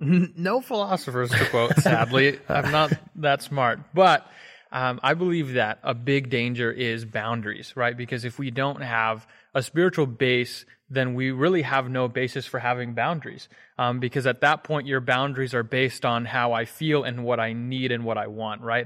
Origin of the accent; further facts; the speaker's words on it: Hagerstown, Maryland, United States; I'm from Hagerstown, Maryland